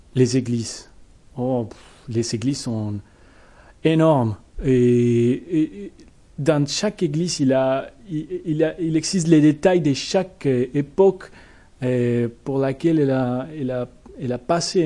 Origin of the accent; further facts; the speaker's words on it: Bogotá, Colombia; French is a second language; moved away as an adult; now in Poitiers, France; Bogota, au centre du pays et dans la capitale